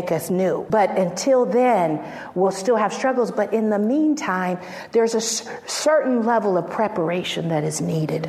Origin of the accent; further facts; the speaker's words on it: San Francisco, California, United States; we've known each other since we were 5 years old, and we grew up in San Francisco